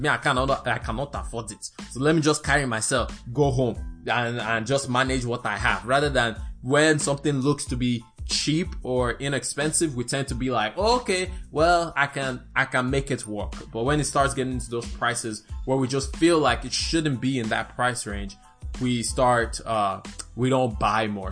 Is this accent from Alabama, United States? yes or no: yes; Alabama, United States; I am from Alabama